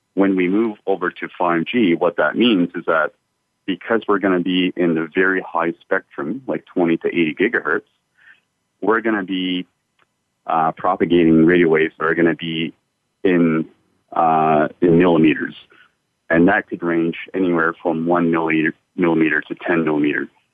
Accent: Canada; moved away as an adult; also born or lived in United States; now in Adelaide, Australia; I'm originally from Canada myself. I've lived in Canada for uh, most of my life

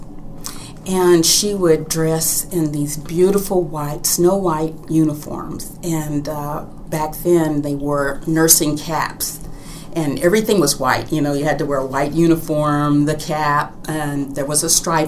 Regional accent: Louisville, Kentucky, United States; now in Houston, United States; I was born in Louisville, Kentucky, and my childhood was wonderful

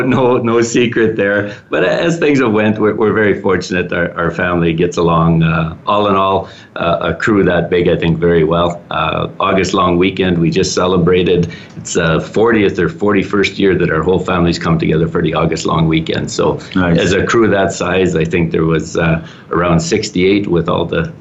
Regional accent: Wadena, Saskatchewan, Canada; now in Calgary, Canada; I'm a Northeast Saskatchewan boy. We came from a very small town called Wadena, Saskatchewan. That's where I took my schooling

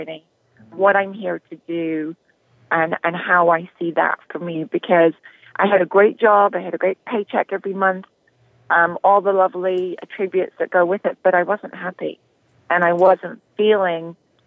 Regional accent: Northern Ireland, United Kingdom; moved away as an adult; also born or lived in London; I'm originally from Northern Ireland. I was brought up very much a country girl.

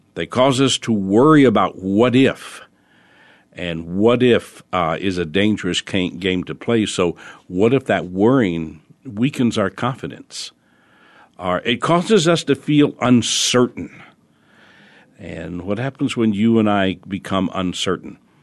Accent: New Orleans, Louisiana, United States; I was born in New Orleans

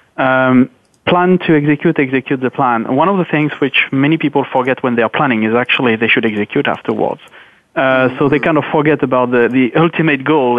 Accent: France; now in Luxembourg; I'm based in Luxembourg, so though I'm French, but I'm actually living in Luxembourg

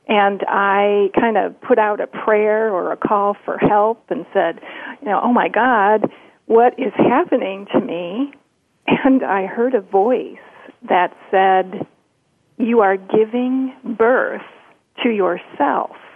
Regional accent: Detroit, Michigan, United States; Uh, I came from Detroit, so my clients were usually in the auto industry

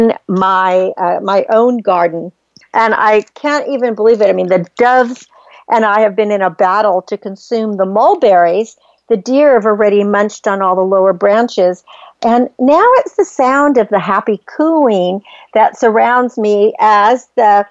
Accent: Northern California, United States; I grew up in Northern California on the farm

